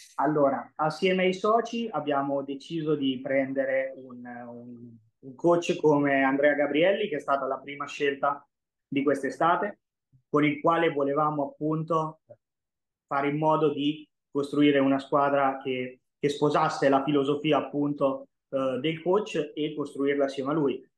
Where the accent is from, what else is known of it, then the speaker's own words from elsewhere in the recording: Senigallia, Marche, Italy; also born or lived in Orlando; nasco a Senigallia nel 96 eh, da una famiglia nemmeno particolarmente sportiva